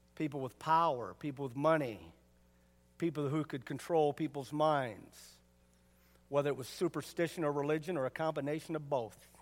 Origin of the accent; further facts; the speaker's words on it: United States; me being American doesn't make me a real American. Living in America